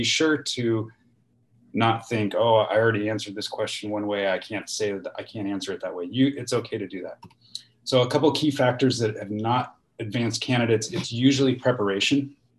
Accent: Washington, United States; You know, I grew up in Eastern Washington. I moved here. I moved there.

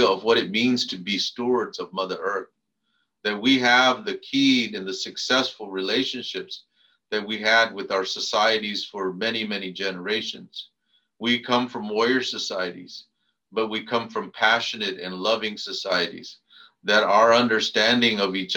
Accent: Arizona, United States; now in San Jose, United States; I come from Adishona, Arizona

